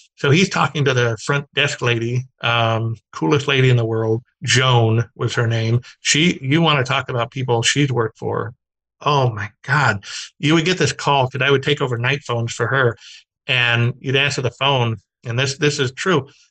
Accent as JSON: {"language": "English", "town": "Glendale", "region": "California", "country": "United States", "tie": "born or raised there", "said": "I grew up in Glendale, which is Burbank"}